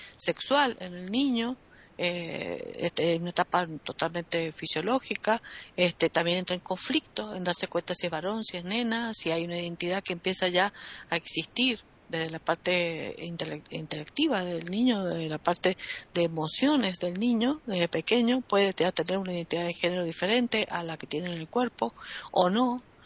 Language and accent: Spanish; Argentina; en mi país tenemos un problema llamado la grieta